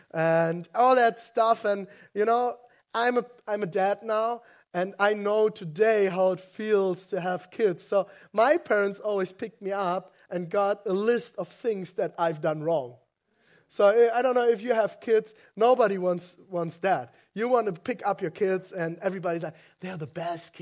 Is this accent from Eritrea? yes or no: no; West Germany, Germany; English is a second language; I grew up in West Germany, and I didn't grow up Christian.